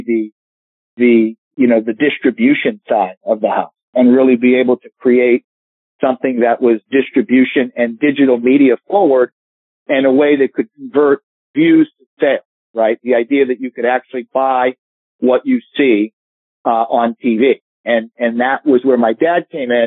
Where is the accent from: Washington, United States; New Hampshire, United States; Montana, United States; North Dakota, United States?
New Hampshire, United States; Hampton Beach; I grew up in Hampton Beach, New Hampshire